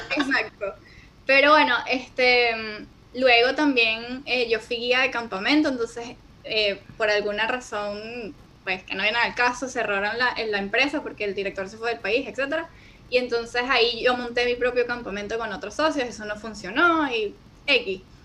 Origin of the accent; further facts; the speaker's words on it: Venezuela; soy venezolana